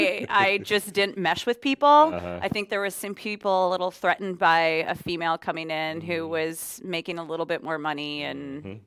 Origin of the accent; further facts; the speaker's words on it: Minnesota, United States; No, I actually, I grew up with that type of music. Growing up in Minnesota, I liked all types of music.